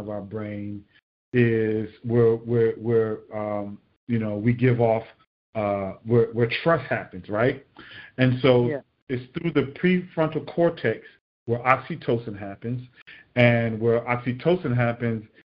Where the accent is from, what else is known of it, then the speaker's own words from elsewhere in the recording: Miami, Florida, United States; growing up in Miami